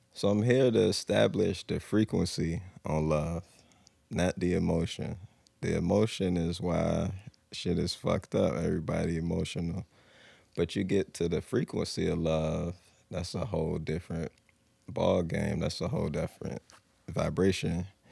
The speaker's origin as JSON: {"language": "English", "town": "Norfolk", "region": "Virginia", "country": "United States", "tie": "born or raised there", "said": "born and raised Norfolk"}